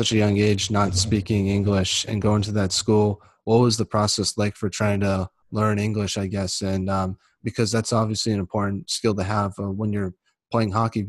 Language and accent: English; United States; as an American